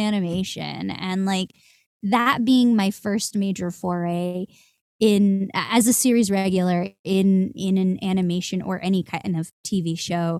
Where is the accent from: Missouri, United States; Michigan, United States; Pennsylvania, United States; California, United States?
California, United States; Santa Clarita; I grew up in Southern California in the suburbs of Santa Clarita.